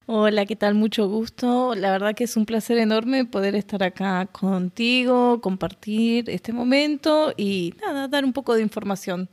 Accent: Argentina; moved away as an adult; now in Oman; yo soy de Argentina, Sí, hace dos años que estoy viviendo aquí en Oman

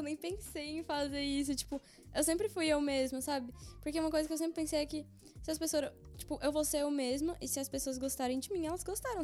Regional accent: Brazil; now in Belgium; eu sou do Brasil

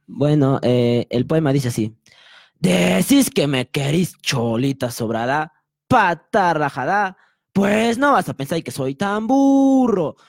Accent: Arequipa, Peru; siendo arequipeños

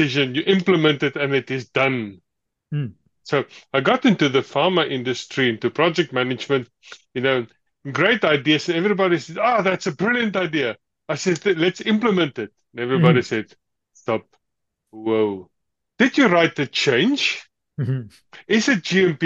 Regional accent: South Africa; moved away as an adult; now in Germany; I immigrated from South Africa

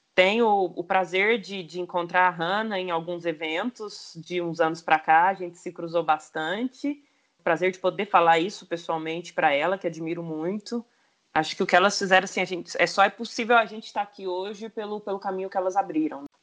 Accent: Franca, São Paulo, Brazil; eu sou de Franca, do, do interior de São Paulo

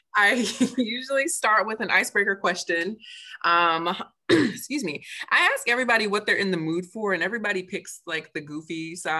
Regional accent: Michigan, United States; now in Maryland, United States; I'm from Michigan originally

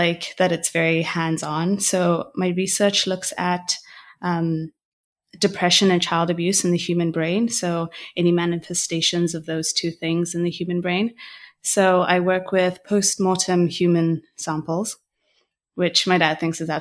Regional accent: Botswana; moved away as an adult; now in Montreal, Canada; I am from Botswana, born and raised. I currently live in Montreal in Canada.

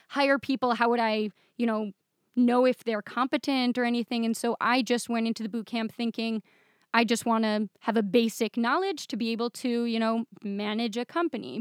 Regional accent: Michigan, United States; moved away as an adult; now in Israel; I grew up in Michigan

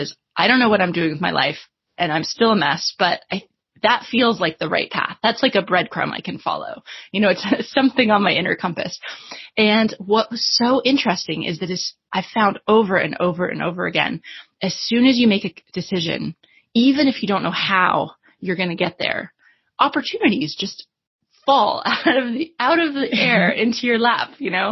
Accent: United States; moved away as an adult; also born or lived in Washington, D.C.; now in London, United Kingdom; I'm originally American, although I live in London now

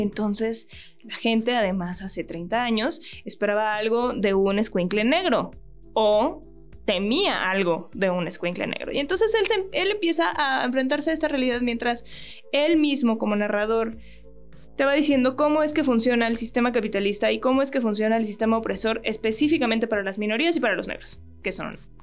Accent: Mexico; todos los mexicanos que nos dedicamos a la actuación

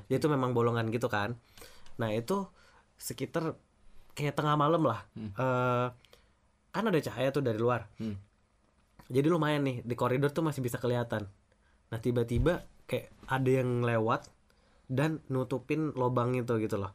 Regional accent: Kalimantan, Indonesia; also born or lived in South Sulawesi; gue uh, lahir dan besar di Kalimantan, yeah. keluarga gue sebenarnya dari Sulawesi Selatan

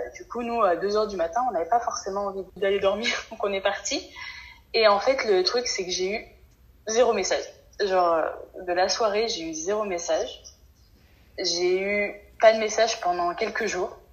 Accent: France; en tant que français

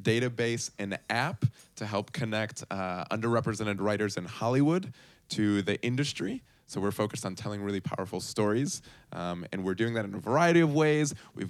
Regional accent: Puerto Rico; also born or lived in Bogota, Colombia / Chicago, United States; So I am Colombian, Colombiano de Bogota. and I grew up in Puerto Rico and then Chicago, but going back to my whole family's in Colombia, everything is there.

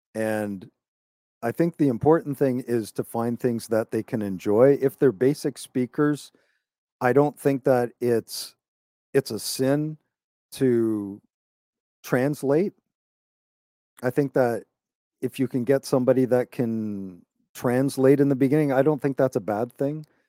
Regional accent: Toronto, Ontario, Canada; I'm from Canada. I was born in Toronto, just north of Toronto.

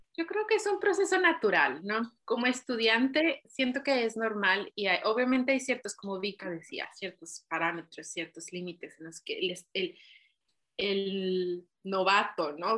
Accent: Chihuahua, Mexico; moved away as an adult; now in Ireland; soy mexicana de Chihuahua

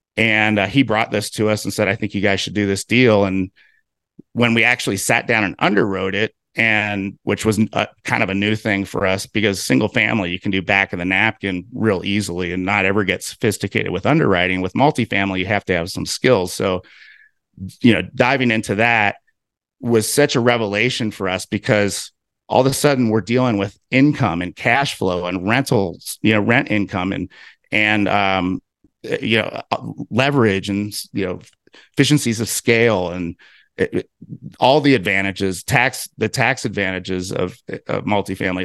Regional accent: Cincinnati, Ohio, United States; moved away as an adult; now in Salt Lake City, United States; I'm originally from Cincinnati, Ohio. I, I grew up out in the suburbs

